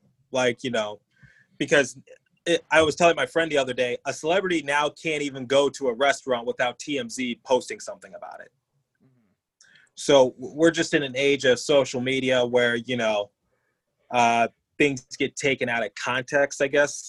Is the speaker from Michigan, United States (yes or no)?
yes; Detroit, Michigan, United States; moved away as an adult; now in Philadelphia, United States; I grew up in Detroit just fine